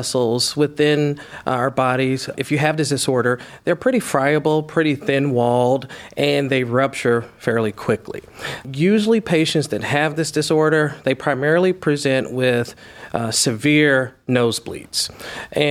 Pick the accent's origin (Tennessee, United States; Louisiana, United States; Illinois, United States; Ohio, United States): Tennessee, United States; Nashville; moved away as an adult; also born or lived in Chicago / Baltimore; now in Cleveland, United States; I'm originally from Nashville, Tennessee, and from there, Nashville was a pretty small town